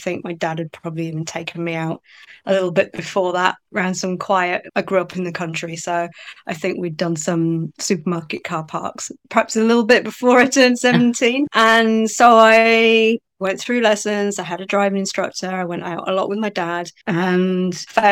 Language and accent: English; Cornwall, South West England, United Kingdom; moved away as an adult; also born or lived in Manchester; I went off to uni and I moved from Cornwall to Manchester